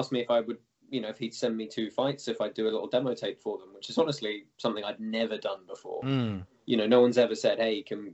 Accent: England, United Kingdom; moved away; I come from small domestic MMA background in the UK originally

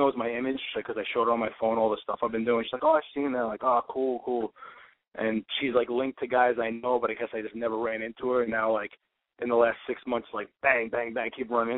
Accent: New York, United States; I'm from New York

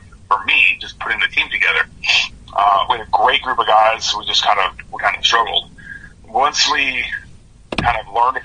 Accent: Orange County, California, United States; I'm from Orange County

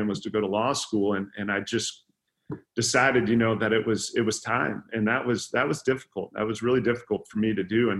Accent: Sioux City, Iowa, United States; I was born and raised in Sioux City, Iowa

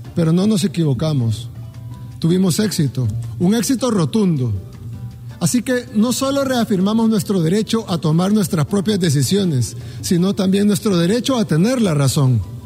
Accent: El Salvador

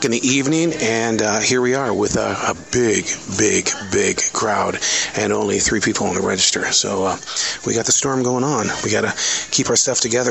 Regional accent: Montana, United States; I grew up on Spam. Yeah, we were a poor family from Montana.

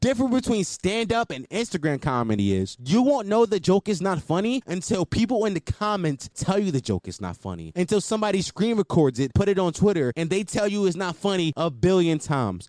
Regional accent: Philadelphia, Pennsylvania, United States; I am 100% from Philadelphia

